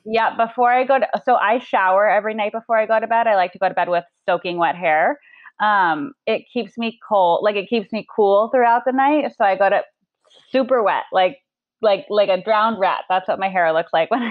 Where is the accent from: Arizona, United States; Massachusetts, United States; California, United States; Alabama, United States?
Arizona, United States; moved away; we grew up in Arizona